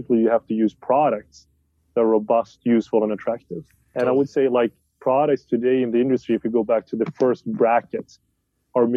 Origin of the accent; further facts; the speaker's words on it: Sweden; I'm from Sweden.